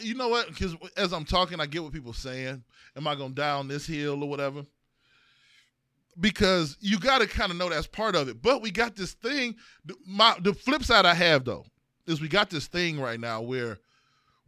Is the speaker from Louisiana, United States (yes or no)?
no; East Cleveland, Ohio, United States; we are from East Cleveland